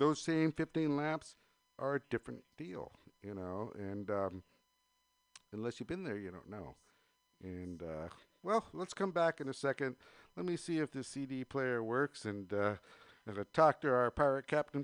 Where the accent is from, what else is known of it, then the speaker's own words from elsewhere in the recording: Danville, California, United States; I grew up in Danville